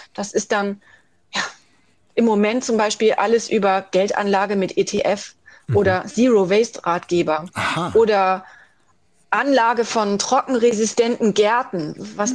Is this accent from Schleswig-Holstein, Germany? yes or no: yes; Schleswig-Holstein, Germany; Ich bin in Schleswig-Holstein groß geworden